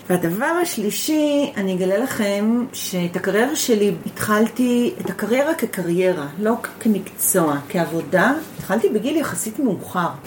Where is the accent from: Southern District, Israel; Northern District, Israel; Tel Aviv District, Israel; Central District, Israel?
Central District, Israel; Givat Brenner; also born or lived in Netzer Sereni; שנולדתי בקיבוץ. אוקיי. Okay. נולדתי איזה? בקיבוץ גבעת ברנר